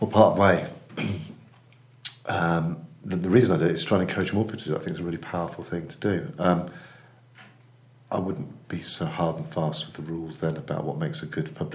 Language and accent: English; Cheltenham, South West England, United Kingdom; now in Manchester, United Kingdom; I live in Manchester. I'm involved in two agencies, UK Copywriting and more, Hampson Natten Williams. I've been in Manchester for 10 years. I'm from Cheltenham Spa, originally.